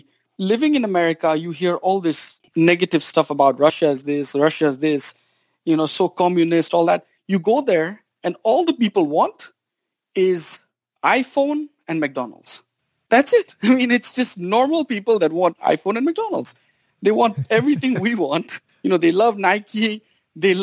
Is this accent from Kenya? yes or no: yes; Kenya; now in United States; I grew up in Kenya